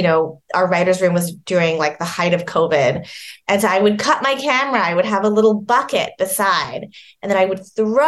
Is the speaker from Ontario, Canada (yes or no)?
no; Vancouver, British Columbia, Canada; moved away as an adult; now in Los Angeles, United States; Vancouver, which is where I'm from